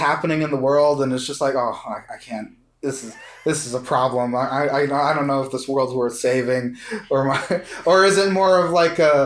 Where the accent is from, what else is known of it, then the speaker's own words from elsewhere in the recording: Louisiana, United States; I'm from Louisiana